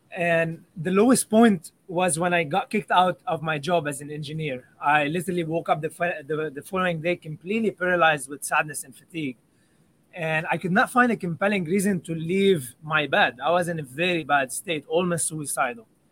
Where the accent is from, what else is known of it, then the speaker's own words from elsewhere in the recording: Lebanon; I grew up in Lebanon